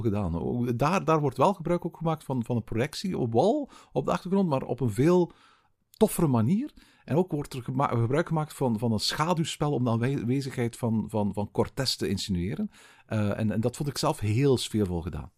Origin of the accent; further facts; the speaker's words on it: Belgium; bij ons in Tervuren